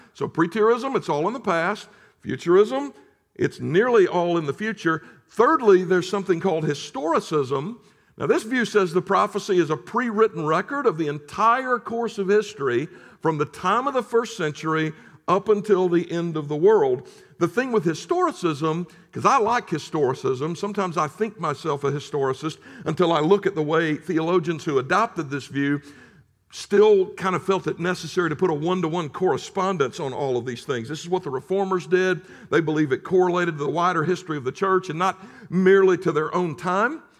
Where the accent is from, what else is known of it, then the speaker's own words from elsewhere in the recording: United States; as an American who had until that moment enjoyed the relative security and the sort of bubble that I had grown up